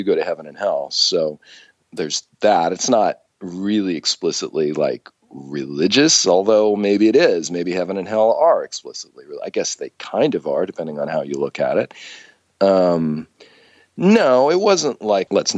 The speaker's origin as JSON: {"language": "English", "region": "Southern California", "country": "United States", "tie": "born or raised there", "said": "I grew up in Southern California"}